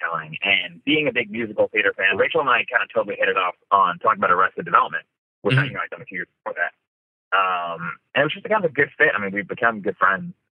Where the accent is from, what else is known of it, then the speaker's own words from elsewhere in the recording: Bala Cynwyd, Pennsylvania, United States; growing up in Ballykinwood